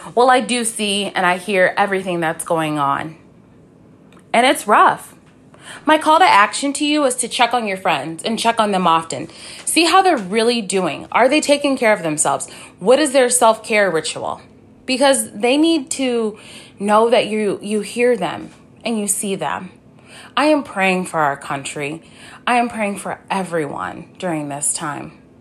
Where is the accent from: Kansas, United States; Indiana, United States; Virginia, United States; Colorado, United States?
Indiana, United States; Mishawaka; I'm from Mishawaka, Indiana